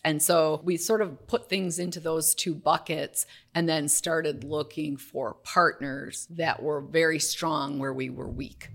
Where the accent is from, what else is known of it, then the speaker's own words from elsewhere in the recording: Waukesha, Wisconsin, United States; I'm from Waukesha, Wisconsin, so it's a teeny town outside of Milwaukee